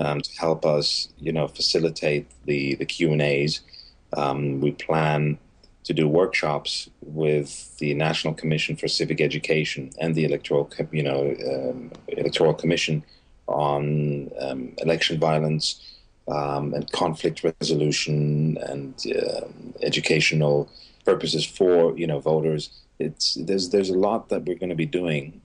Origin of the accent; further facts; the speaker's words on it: Ghana; also born or lived in Nigeria; I grew up in Ghana, mm-hmm. so I have roots in Ghana